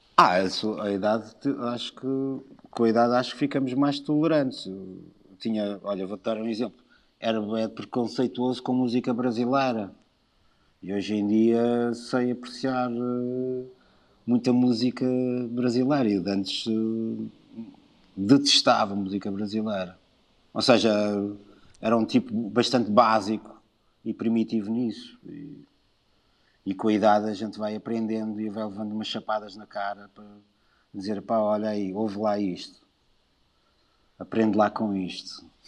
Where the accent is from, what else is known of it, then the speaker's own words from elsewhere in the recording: Lisbon, Portugal; moved away; eu adoro Lisboa, sou de Lisboa